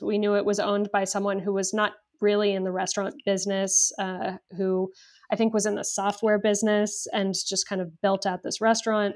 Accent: Los Angeles, California, United States; born and raised in Los Angeles

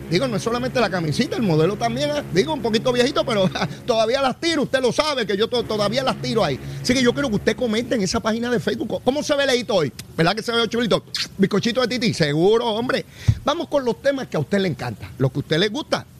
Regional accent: Puerto Rico

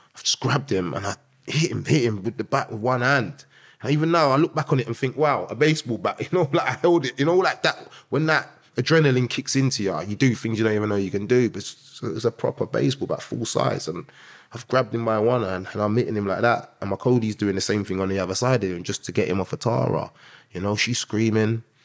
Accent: London, United Kingdom; I grew up in North London, um, with Green to start off with, um, Tottenham, uh, for the middle part, and then Finsbury Park

